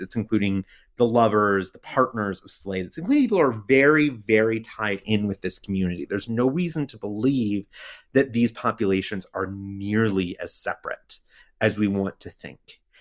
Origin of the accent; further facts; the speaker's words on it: United States; I'm American